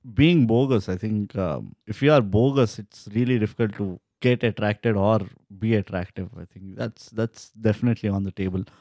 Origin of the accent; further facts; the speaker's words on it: India; We are just Indians